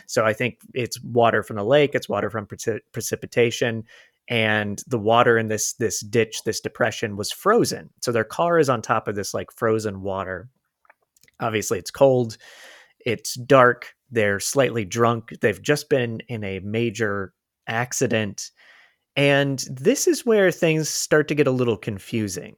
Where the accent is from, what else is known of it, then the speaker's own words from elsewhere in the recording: Florida, United States; now in Los Angeles, United States; I'm from Florida and live in L